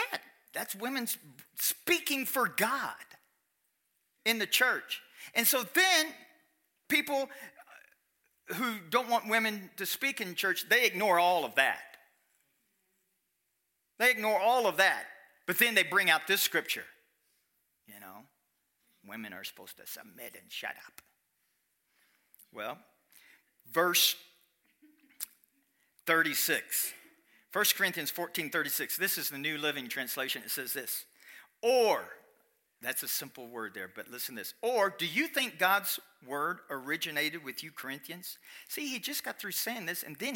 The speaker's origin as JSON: {"language": "English", "region": "Kentucky", "country": "United States", "said": "I'm from Kentucky"}